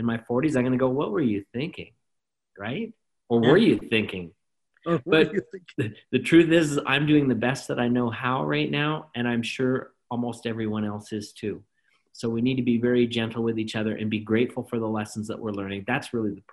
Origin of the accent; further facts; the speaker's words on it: Calgary, Alberta, Canada; I was raised in Calgary, Alberta, Canada